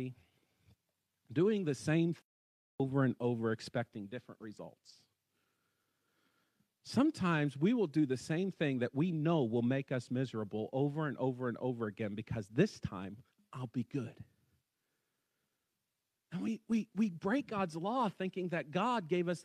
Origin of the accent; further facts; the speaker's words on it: West Virginia, United States; I'm from West Virginia